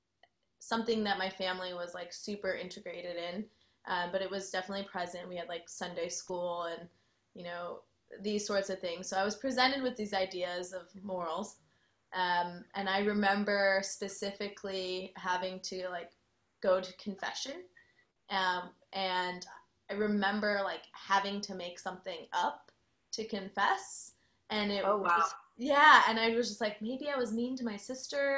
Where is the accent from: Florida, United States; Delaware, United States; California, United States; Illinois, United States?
Illinois, United States; Chicago; now in Austin, United States; I am originally from Chicago, so some people will sometimes point out my accent still